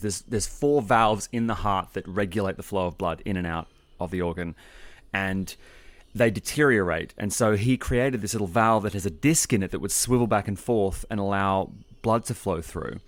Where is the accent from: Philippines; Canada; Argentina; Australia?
Australia; Sydney, New South Wales; growing up around Sydney